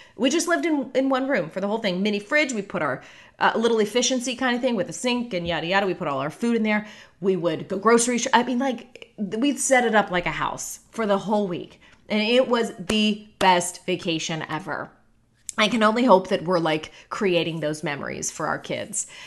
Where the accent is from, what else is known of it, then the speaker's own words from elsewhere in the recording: Pittsburgh, Pennsylvania, United States; now in Orlando, United States; the house that I grew up in in Pittsburgh